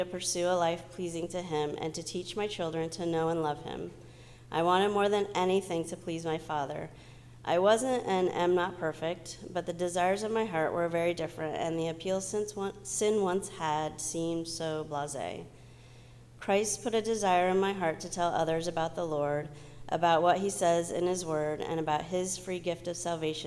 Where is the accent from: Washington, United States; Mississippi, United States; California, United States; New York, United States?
California, United States; Southern; I grew up in Southern California with my mom and sister